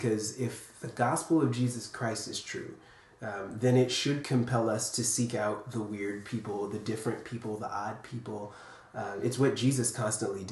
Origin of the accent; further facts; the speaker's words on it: Capitol Heights, Maryland, United States; I grew up in Capitol Heights, Maryland, so a little suburb of D.C.